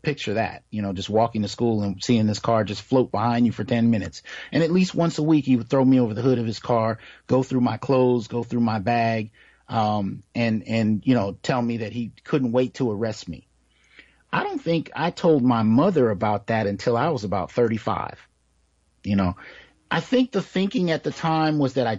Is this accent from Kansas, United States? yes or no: no; Bay Area, California, United States; also born or lived in San Jose / Santa Clara / Sunnyvale / Oakland; now in Fresno, United States; I grew up in the Bay Area, San Jose, Santa Clara, Sunnyvale, Oakland, East Palo Alto. I lived in all of those areas at one point in time